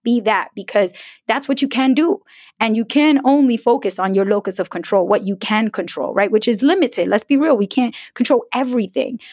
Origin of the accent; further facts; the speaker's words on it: New York City, New York, United States; growing up in an immigrant family in New York City